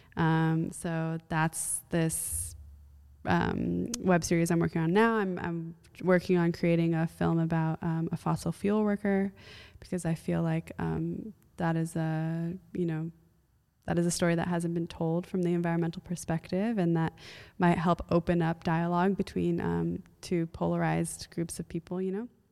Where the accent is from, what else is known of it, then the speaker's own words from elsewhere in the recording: United States; also born or lived in Iran; as an American